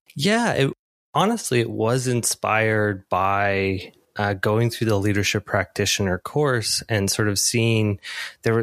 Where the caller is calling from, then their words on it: Toronto, Ontario, Canada; I am calling in from Toronto